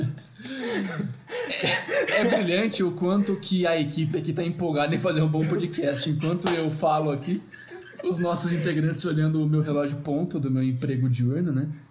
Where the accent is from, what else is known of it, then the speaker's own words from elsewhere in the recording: Santa Bárbara d'Oeste, São Paulo, Brazil; eu, barbarense